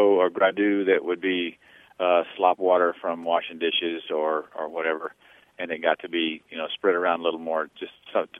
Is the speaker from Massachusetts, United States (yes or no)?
no; Louisiana, United States; now in Madison, Wisconsin, United States; I grew up in the South. I grew up in Louisiana, and I spent some time along the Gulf Coast parishes